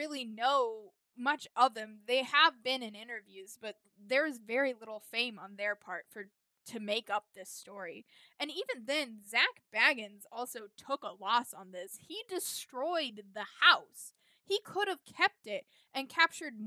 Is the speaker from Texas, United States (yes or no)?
no; Indiana, United States; my home state of Indiana